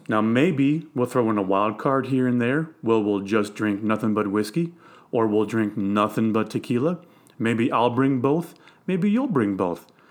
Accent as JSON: {"language": "English", "region": "Missouri", "country": "United States", "said": "I'm from Missouri."}